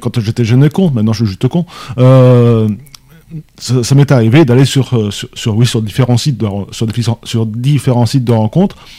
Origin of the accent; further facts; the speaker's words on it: France; pour nous Français